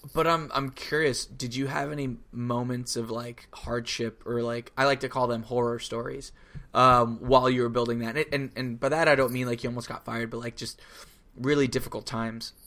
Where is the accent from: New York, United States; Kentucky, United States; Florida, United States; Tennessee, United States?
Florida, United States; I grew up in Florida